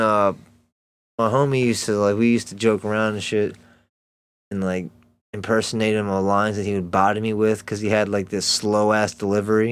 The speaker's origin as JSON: {"language": "English", "town": "Elkridge", "region": "Maryland", "country": "United States", "tie": "born or raised there", "said": "I grew up right outside of Baltimore, like, um, in a small town, Elk Ridge, Maryland."}